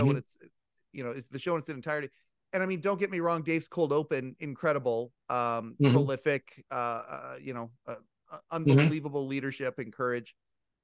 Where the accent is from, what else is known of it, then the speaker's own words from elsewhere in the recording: Western Canada, Canada; I'm from Western Canada.